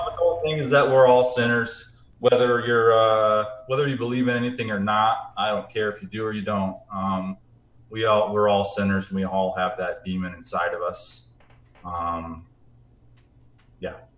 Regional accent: Grand Rapids, Michigan, United States; Grand Rapids, Michigan, which is where my hometown is

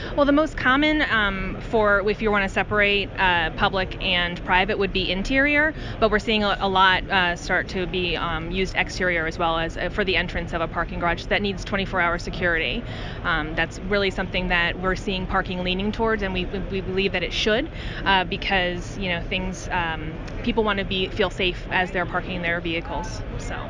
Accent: Wilkes-Barre, Pennsylvania, United States; a tornado ripped through my hometown of Wilkes-Barre, Pennsylvania

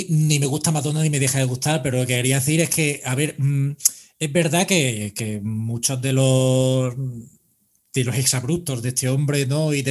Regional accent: Spain; esto es muy relativo, es que es que vengo de España, joder, ¿sabes?

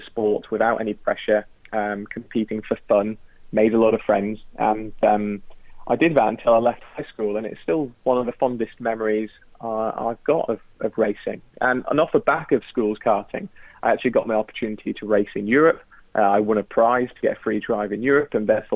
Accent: Tarporley, North West England, United Kingdom; I grew up in Tarpley, which is about a couple of minutes from Alton Park

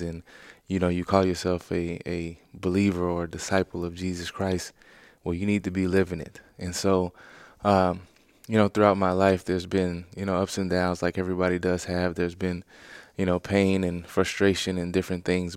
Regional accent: Louisiana, United States; moved away as an adult; I grew up within Louisiana my whole life until I got drafted by the Bears

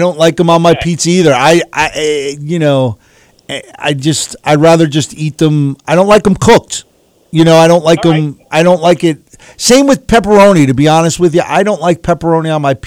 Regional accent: New York, United States; I grew up in New York.

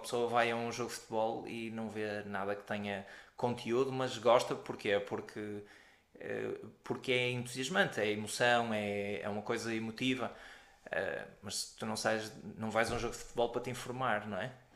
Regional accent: Porto, Norte, Portugal; sou do Porto

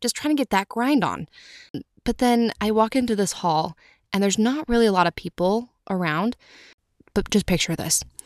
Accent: Utah, United States; I'm from Utah

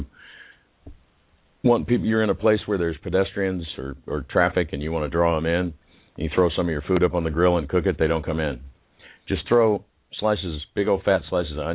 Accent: Houston, Texas, United States; I grew up here in Houston

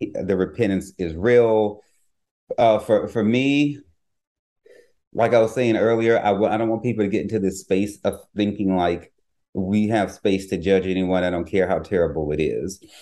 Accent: the South, United States; growing up in the South

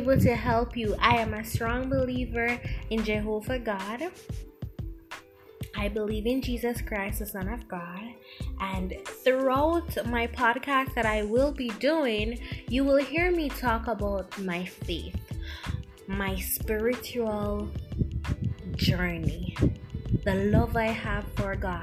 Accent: Jamaica; accent: Jamaican; I'm Jamaican, by the way. You'll hear my accent if you haven't picked it up as yet.

